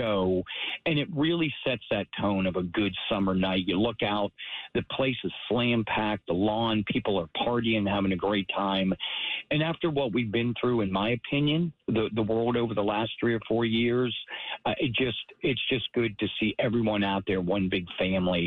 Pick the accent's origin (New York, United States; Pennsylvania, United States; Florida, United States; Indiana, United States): Pennsylvania, United States; Pittsburgh; As I grew up in Pittsburgh, right down, I was a Yinzer